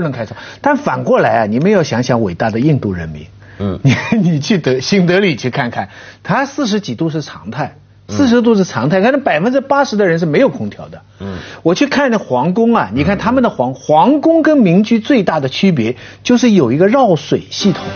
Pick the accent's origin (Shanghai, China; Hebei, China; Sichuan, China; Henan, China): Shanghai, China; moved away; 我以前小时候在上海